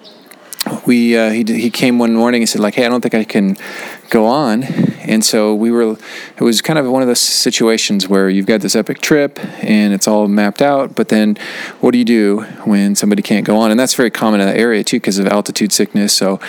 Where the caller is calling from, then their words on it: Kathmandu, Bagmati, Nepal; This is …. I'm calling from Kathmandu.